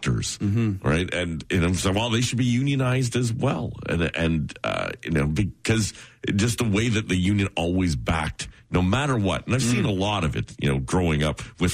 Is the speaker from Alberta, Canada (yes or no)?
no; Oshawa, Ontario, Canada; Growing up in Oshawa